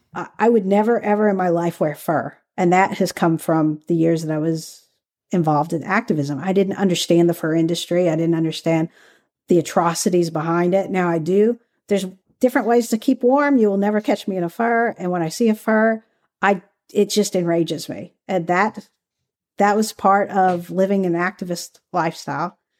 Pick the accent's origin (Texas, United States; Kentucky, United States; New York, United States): Kentucky, United States; moved away; also born or lived in California; I grew up in Kentucky, so where I grew up, we didn't really have the whole activism community.